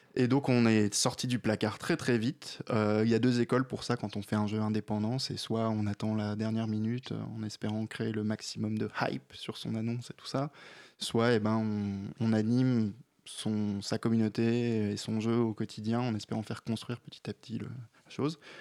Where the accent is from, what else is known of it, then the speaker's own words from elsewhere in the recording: the North, France; je suis du Nord